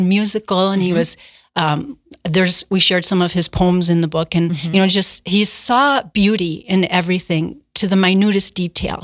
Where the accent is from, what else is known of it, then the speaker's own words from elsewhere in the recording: Milwaukee, Wisconsin, United States; moved away as an adult; I grew up in the Milwaukee area